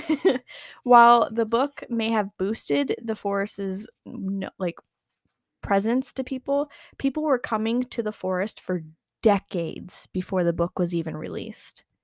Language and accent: English; United States; accent: American; My American accent